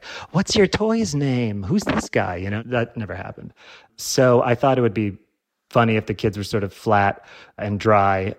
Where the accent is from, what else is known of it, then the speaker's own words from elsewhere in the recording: Illinois, United States; I'm from Illinois